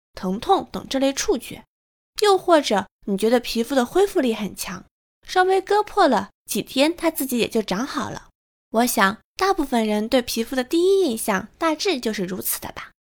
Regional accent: northern China, China; moved away; 身为北方人

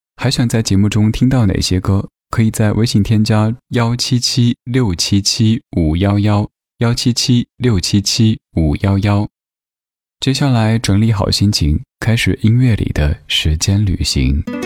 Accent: Sichuan, China; accent: Sichuanese; 我家乡话四川话

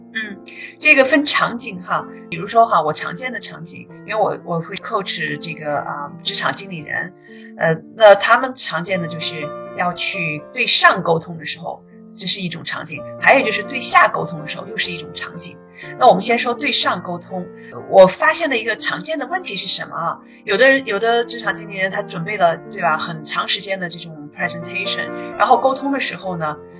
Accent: China; now in United States; 我们中国人

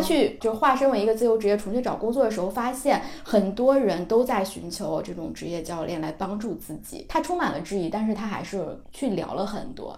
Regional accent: Hebei, China; 我河北人

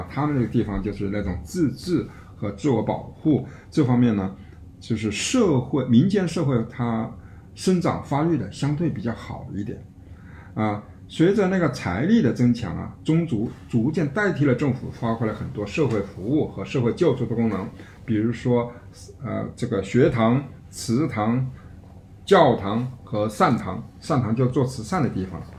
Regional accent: Chaozhou, Guangdong, China; 这就是我们潮州人也好啊，泉州人也好，这个漳州人也好

